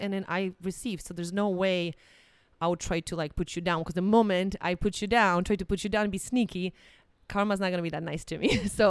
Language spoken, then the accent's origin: English; Poland; English is a second language; now in United States; I remember when I came from Poland, because in Poland, it's kind of funny thing.